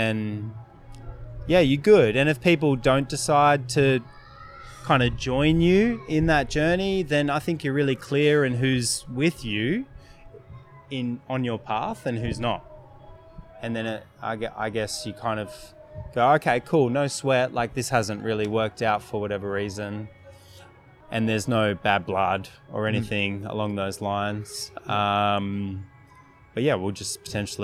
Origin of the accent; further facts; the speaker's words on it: Victoria, Australia; now in Brisbane, Australia; when I grew up in Victoria.